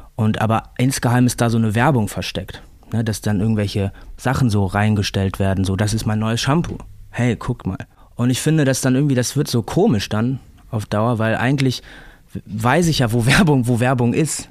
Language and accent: German; Remscheid, North Rhine-Westphalia, Germany; moved away as an adult; now in Berlin, Germany; Ich komme ja aus Remscheid